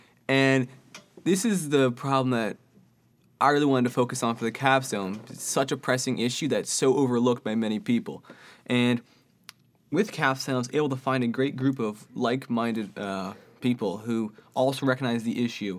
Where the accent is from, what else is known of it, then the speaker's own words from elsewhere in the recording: Austin, Texas, United States; Yeah, I was born here in Austin, Texas, lived in Texas for many years now, and I have lived on ranch with my grandparents before. We had a ranch out in West Texas outside of Pflugerville.